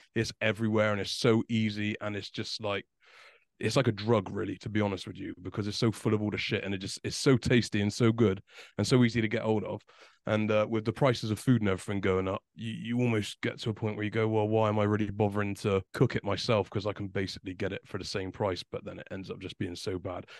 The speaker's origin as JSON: {"language": "English", "country": "United Kingdom"}